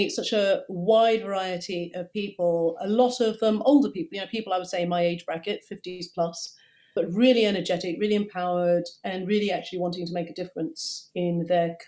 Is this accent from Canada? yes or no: no; Kenya; also born or lived in Hackney, London; now in London, United Kingdom; I see myself as a Kenyan, because that's where I'm from